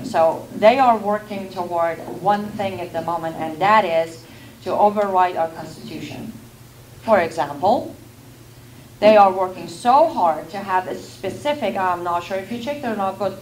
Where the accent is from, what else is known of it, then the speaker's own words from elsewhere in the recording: Iran; now in United States; I grew up in Iran